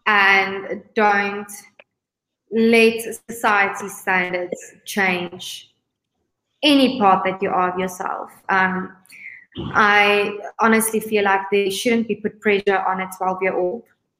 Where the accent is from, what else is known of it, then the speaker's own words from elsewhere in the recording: South Africa; Miss Universe South Africa, and I'm a visionary.